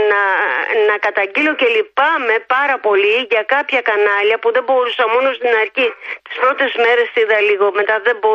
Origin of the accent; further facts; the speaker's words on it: Greece; γιατί την αγαπάω την πατρίδα μου